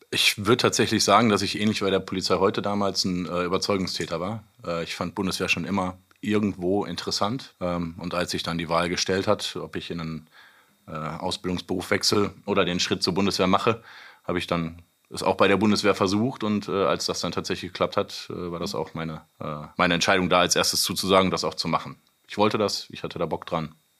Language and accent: German; North Rhine-Westphalia, Germany; also born or lived in Seedorf; wohnhaft, meine Familie und ich immer in NRW